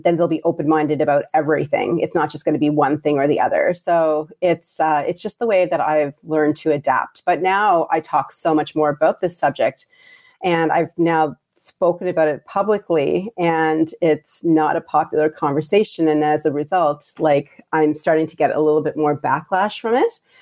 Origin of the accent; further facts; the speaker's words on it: Prince Edward Island, Canada; also born or lived in Hamilton, Ontario, Canada / Bangladesh; I grew up in Prince Rhode Island or P